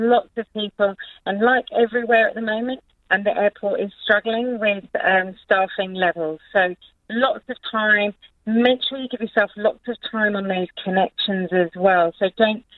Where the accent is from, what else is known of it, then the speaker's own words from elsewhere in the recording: England, United Kingdom; I'm from England